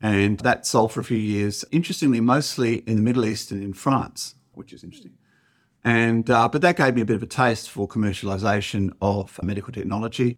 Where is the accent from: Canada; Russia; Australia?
Australia; Perth, Western Australia; also born or lived in Oxford / Harvard; I'm also from Perth